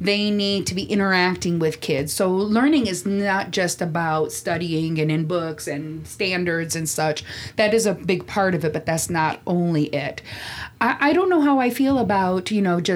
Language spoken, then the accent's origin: English; Chicago, Illinois, United States; moved away as an adult; also born or lived in Hammond, Indiana / Bahrain / Jordan; now in Abu Dhabi, United Arab Emirates; I'm a Chicagoan, been teaching internationally for 10 years.